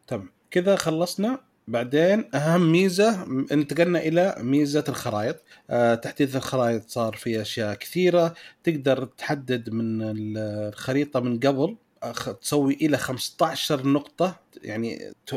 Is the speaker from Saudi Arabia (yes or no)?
yes; Saudi Arabia